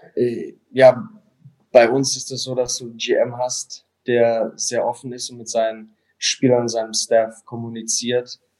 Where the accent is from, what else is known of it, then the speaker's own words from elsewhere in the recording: Mannheim, Baden-Württemberg, Germany; also born or lived in Toronto; now in Langnau, Switzerland; für mich als, als Mannheimer